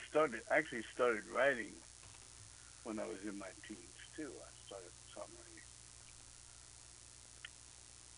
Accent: Baltimore, Maryland, United States; also born or lived in Buffalo, New York; I grew up in Baltimore, really

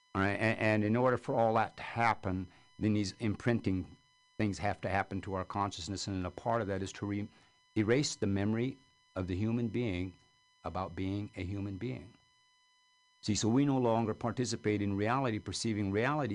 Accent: California, United States; I'm from California.

